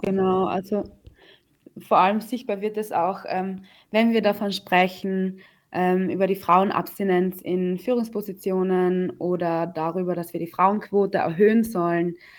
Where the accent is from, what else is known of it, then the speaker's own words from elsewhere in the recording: Austria; ich bin eh in Österreich geboren, ich bin Österreicherin